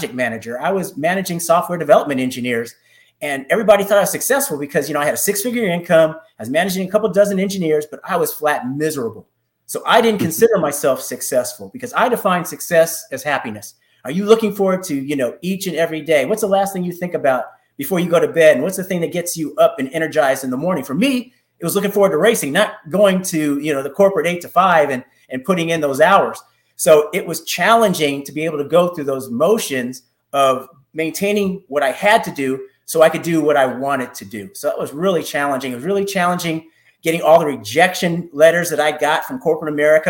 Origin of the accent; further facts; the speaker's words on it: Oakland, California, United States; moved away as an adult; now in Atlanta, United States; I grew up in Northern California in the Oakland Hills.